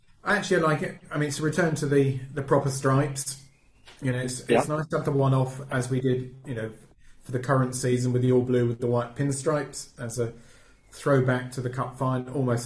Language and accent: English; Burgess Hill, South East England, United Kingdom; So my parents are from Shoreham and I was brought up in Burgess Hill. So I'm sure most people know where that is, just north of Brighton.